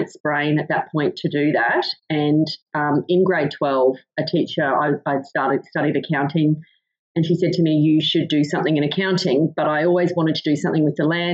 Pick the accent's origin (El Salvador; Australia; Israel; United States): Australia; Goondiwindi, Queensland; now in Emerald, Australia; I am originally from Gundawindi in southwest Queensland